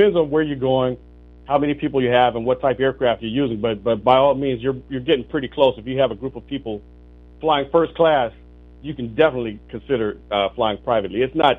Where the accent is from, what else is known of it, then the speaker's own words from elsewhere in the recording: Meridian, Mississippi, United States; from a little small town in Mississippi, Meridian, Mississippi. As a matter of fact, I think you were in my hometown not too long ago.